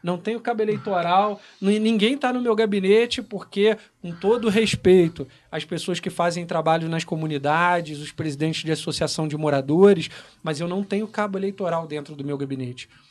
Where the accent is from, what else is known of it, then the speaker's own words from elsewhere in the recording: Correas, Rio de Janeiro, Brazil; also born or lived in Nogueira; no bairro onde eu nasci, no Nogueira, é onde eu fiz mais votos ali foi em Correios, porque eu cresci ali